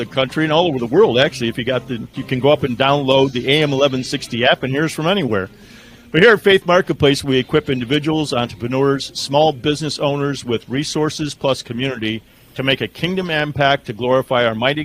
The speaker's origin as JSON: {"language": "English", "region": "Ohio", "country": "United States", "tie": "born or raised there", "said": "both Buckeyes, my home state"}